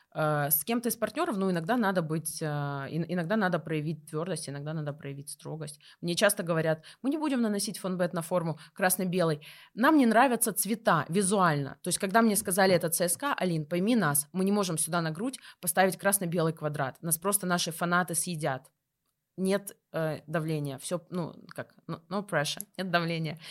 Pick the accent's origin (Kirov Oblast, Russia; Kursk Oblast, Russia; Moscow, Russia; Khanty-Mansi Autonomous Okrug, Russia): Kursk Oblast, Russia; Kursk; Я из Курска